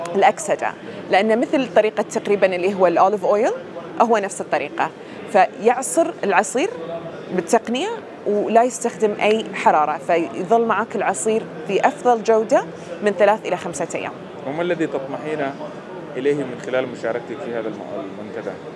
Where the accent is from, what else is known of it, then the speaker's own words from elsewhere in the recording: Bahrain; من البحرين